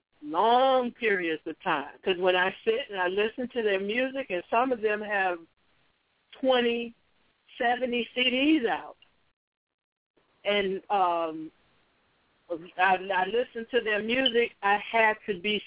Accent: Chicago, Illinois, United States; I was born and raised in Chicago

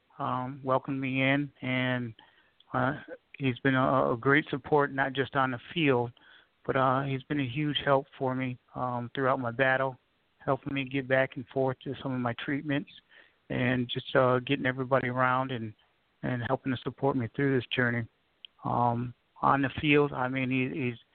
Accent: Michigan, United States; moved away as an adult; now in South Carolina, United States; I'm originally from Michigan

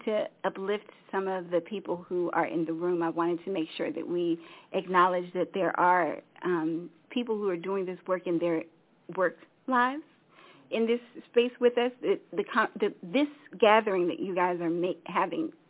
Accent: Washington, District of Columbia, United States; also born or lived in Africa; I was born in Africa because my parents got fed up with the United States, and they left and tried to repatriate semi-unsuccessfully because they came back, and I grew up in the D.C. area

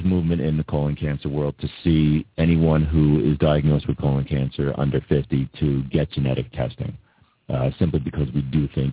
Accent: Massapequa, New York, United States; I've been a soccer player since I was 5 growing up in Massapequa.

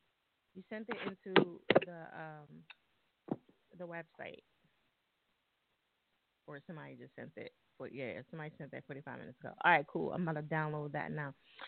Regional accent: New Jersey, United States; I'm from Jersey. You know, we fuck everything up.

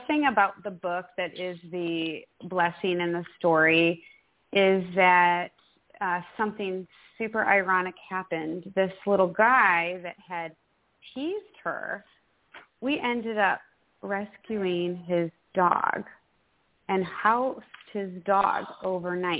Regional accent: Midwest, United States; now in Texas, United States; I, too, grew up in the Midwest

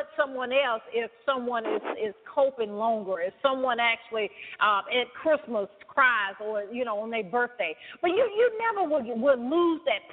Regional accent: the South, United States; I'm from the South, as you can tell

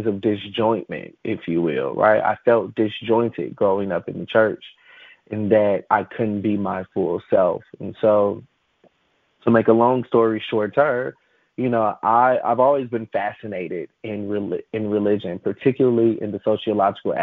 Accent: Chicago, Illinois, United States; I grew up in Chicago, and I went to, Pentecostal charismatic Black churches, primarily on the south side of Chicago, where I was reared

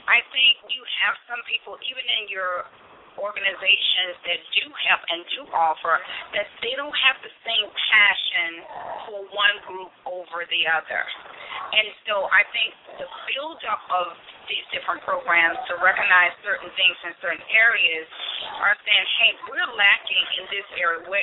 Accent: Nashville, Tennessee, United States; I'm from uh, I'm from Nashville

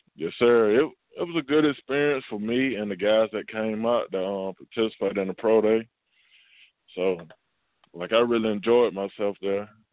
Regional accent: Camilla, Georgia, United States; I don't have like a place to work out down here in my hometown

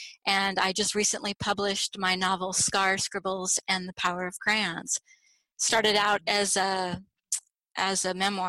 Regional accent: Florida, United States; I'm from Florida.

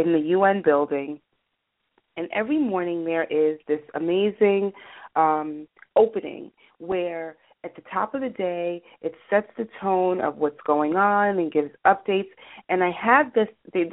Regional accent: New York City, New York, United States; I was raised in New York City, you know, Greenwich Village

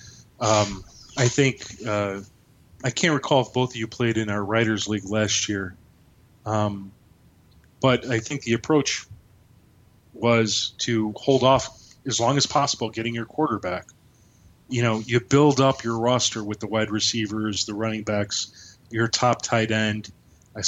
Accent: Chicago, Illinois, United States; I'm from Chicago.

